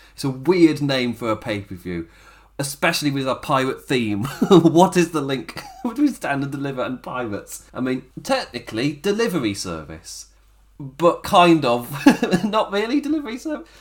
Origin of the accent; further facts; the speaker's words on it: England, United Kingdom; I'm English as well